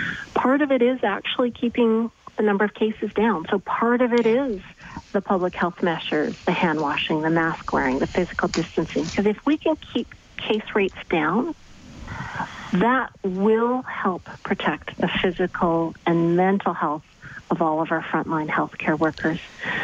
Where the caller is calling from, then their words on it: Winnipeg, Manitoba, Canada; so I'm calling you from Winnipeg.